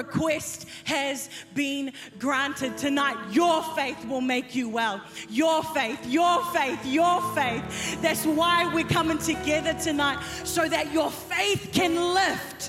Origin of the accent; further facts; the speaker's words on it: New Zealand; I'm from New Zealand. But the brown is from Fiji